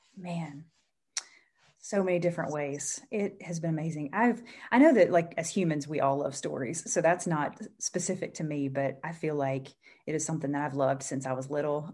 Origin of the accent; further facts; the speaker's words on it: Mississippi, United States; moved away as an adult; I, I grew up in Mississippi